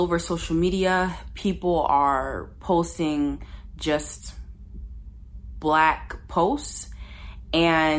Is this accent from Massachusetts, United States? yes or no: no; Ypsilanti, Michigan, United States; I grew up in Ypsilanti, Michigan